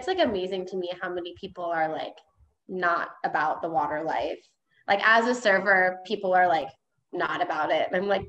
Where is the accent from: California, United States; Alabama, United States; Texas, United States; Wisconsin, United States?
Wisconsin, United States; Menasha; moved away as an adult; now in Milwaukee, United States; I grew up in Menasha. Okay. So it's like in between Nina and Appleton.